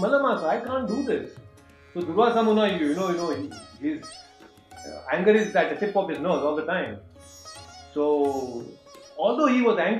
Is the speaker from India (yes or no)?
yes; Hubli, Karnataka, India; now in Bangalore, India; I am in my hometown Hubli. I have come here to meet my parents and family members.